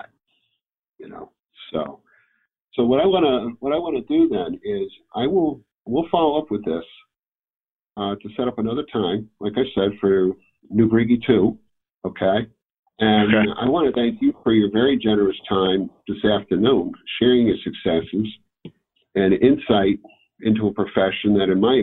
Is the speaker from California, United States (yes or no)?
no; Hartford area, Connecticut, United States; I grew up in Connecticut, where in the Hartford